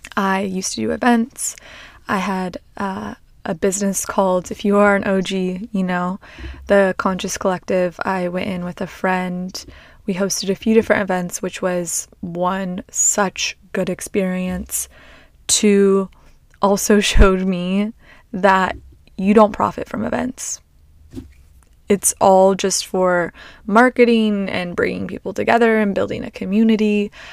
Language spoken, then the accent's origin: English; Long Beach, California, United States; I grew up in Long Beach, Long Beach, Seal Beach area